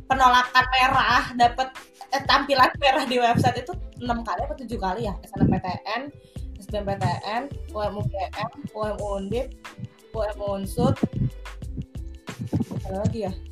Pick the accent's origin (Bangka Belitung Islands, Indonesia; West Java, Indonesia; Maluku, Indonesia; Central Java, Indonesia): West Java, Indonesia; Bogor; jadi sekolah gue dari SD sampai SMA tuh lancar banget kayak gue masuk sekolah gampang gitu loh kayak misalnya gue SD di yang yang yang quiet populer di Bogor SMP SMA juga yang terbaik alhamdulillah katanya sih terbaik di Bogor gitu